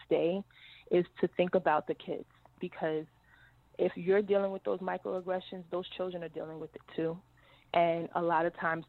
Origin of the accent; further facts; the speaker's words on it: New York City, New York, United States; I come from Edenwell Projects in the Bronx